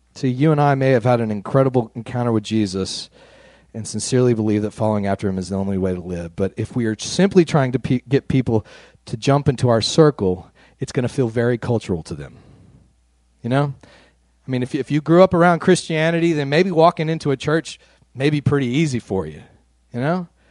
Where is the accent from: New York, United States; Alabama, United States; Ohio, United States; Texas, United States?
Texas, United States; West; I grew up out in West Texas, a white middle class family, very conservative neck of the woods